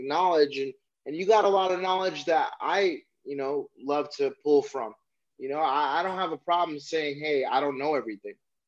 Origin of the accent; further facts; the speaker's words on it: Chicago, Illinois, United States; now in Northern California, United States; I'm in northern Cali, but initially from Chicago